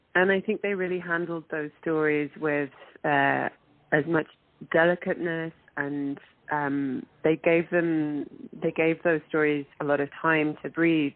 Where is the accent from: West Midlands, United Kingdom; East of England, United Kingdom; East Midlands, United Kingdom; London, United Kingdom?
London, United Kingdom; moved away as an adult; also born or lived in Manchester; now in Toronto, Canada; I was born in Manchester, and but I was uh, raised in London